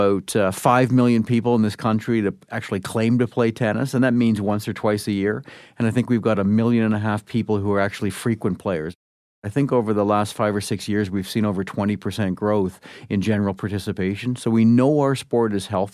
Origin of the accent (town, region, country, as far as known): Canada